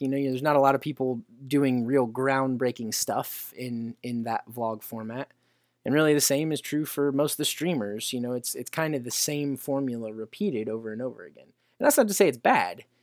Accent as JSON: {"language": "English", "region": "Indiana", "country": "United States", "said": "around my home state of Indiana"}